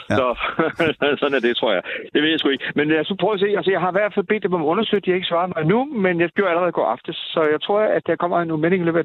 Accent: Southern Denmark, Denmark; Nej, det, sådan, er, sådan er vi fynboer, ikke, ikke helt.

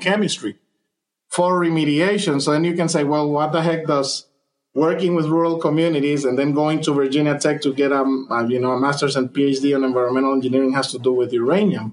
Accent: Honduras; moved away as an adult; now in United States; I am originally from Honduras

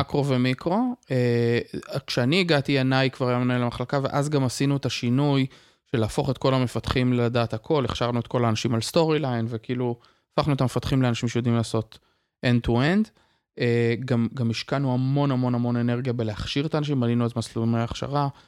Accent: Israel; also born or lived in Kvutzat Yavne, Israel / Tiberias, Israel; למדתי בקבוצת אה, יבנה כשגרנו שם, ואחר כך למדתי במוסד אה, אקדמי משמעותי מאוד שנקרא מקיף דתי טבריה

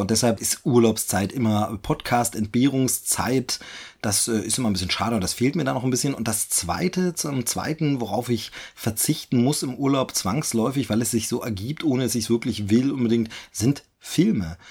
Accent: eastern Germany, Germany; moved away as an adult; ich ja aus meiner Heimat weggezogen bin, äh, aus dem Osten Deutschlands hier äh, in den Süden gezogen bin

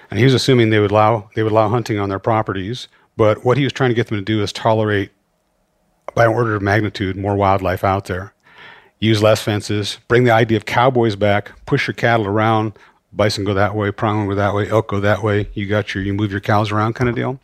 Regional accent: Great Falls, Montana, United States; that'd be the mid 1960s in Montana. I grew up mostly in Great Falls

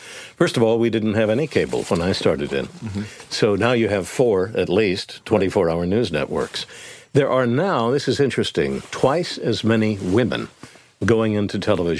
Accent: Independence, Kansas, United States; also born or lived in Florida; Well, my dad was in the Marines, so that's how I was born in Florida very early on. And he moved around, but he was from Kansas, so we wound up in Kansas, and there I was at Independence, Kansas, town of 10,000

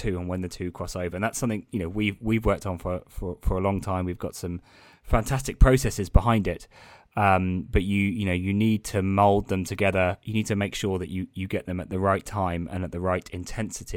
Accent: United Kingdom; being British

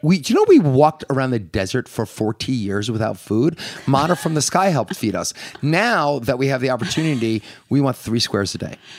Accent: Northeast, United States; we're from the Northeast

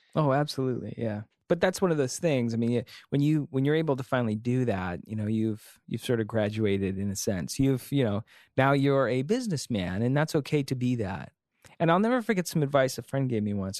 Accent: Antioch, California, United States; also born or lived in Pleasant Hill, California / Oakland, California; I grew up in California

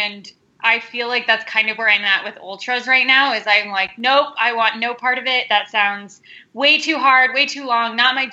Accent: Denver, Colorado, United States; I am from Denver, Colorado, born and raised

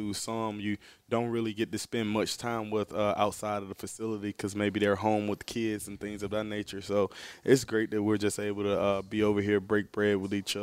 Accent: Georgia, United States; growing up in Georgia

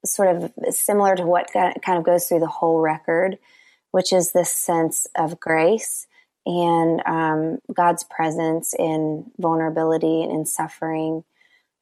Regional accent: the South, United States; now in Nashville, United States; I was raised in the South and in church

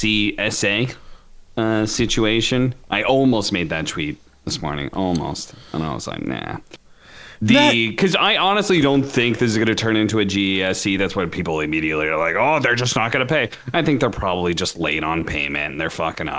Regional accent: Washington, United States; I grew up in Washington

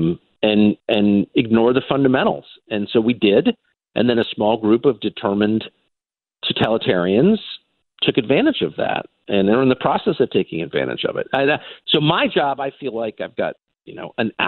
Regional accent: United States; I'm literally American. I have tons of American attitudes. I grew up here

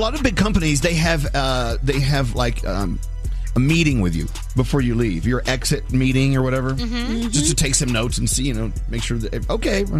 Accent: Texas, United States; I'm a Texan

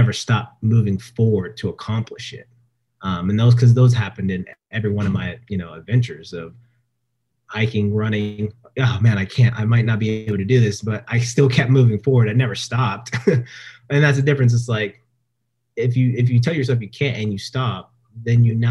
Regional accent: Stockton, California, United States; moved away as an adult; back home in Stockton, where I was, you know, my hometown

